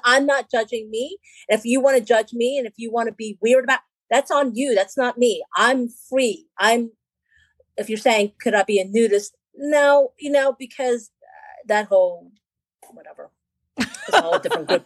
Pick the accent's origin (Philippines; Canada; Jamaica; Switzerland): Philippines; I'm Filipino, so I'm from the islands